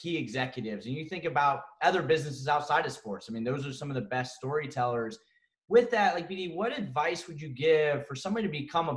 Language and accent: English; Ohio, United States; I'm from Ohio